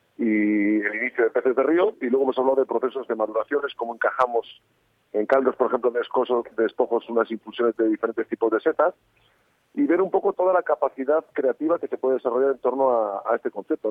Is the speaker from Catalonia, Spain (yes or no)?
no; Cantabria, Spain; now in Burgos, Spain; esas primeras adoraciones que aprendí en Cantabria